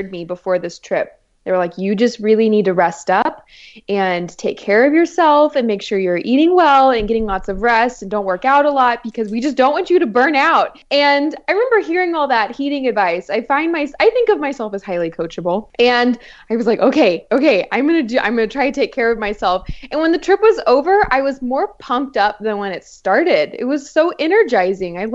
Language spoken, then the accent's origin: English; San Antonio, Texas, United States; i born and raised in San Antonio, Texas.